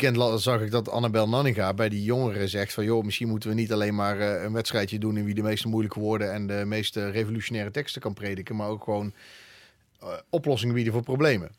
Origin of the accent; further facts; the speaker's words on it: Eindhoven, North Brabant, Netherlands; now in Breda, Netherlands; ik kom uit Eindhoven